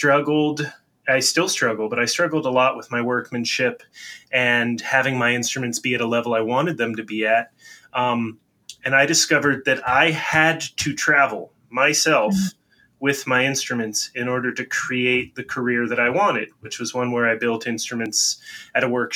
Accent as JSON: {"language": "English", "country": "United States", "said": "being American"}